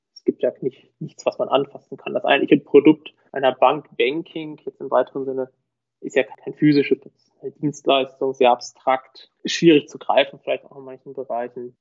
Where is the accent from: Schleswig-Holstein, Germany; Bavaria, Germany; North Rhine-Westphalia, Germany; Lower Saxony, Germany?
North Rhine-Westphalia, Germany; Münster; moved away as an adult; also born or lived in Osnabrück; now in Munich area, Germany; gebürtig aus Münster. Man hört, ich bin nicht aus Süddeutschland.